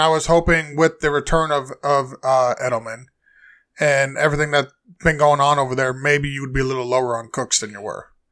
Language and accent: English; New England, United States; I'm from New England. My whole family lives in New England